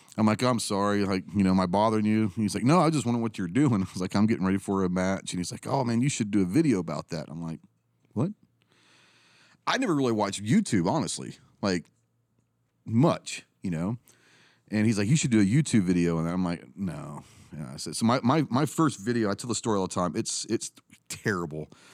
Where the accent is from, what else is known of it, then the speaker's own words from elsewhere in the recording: Plano, Texas, United States; I grew up in Plano, Texas, a little suburbia outside of Dallas